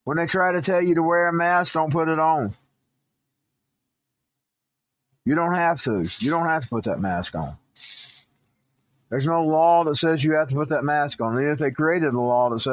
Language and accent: English; United States; I am an American citizen